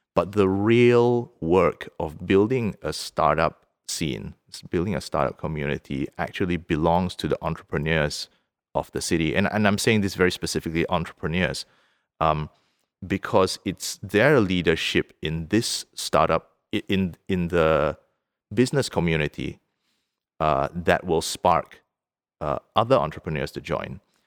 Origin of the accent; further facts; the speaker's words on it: Singapore; moved away as an adult; now in Vaasa, Finland; we lived in Singapore, where I'm from. I'm from Singapore.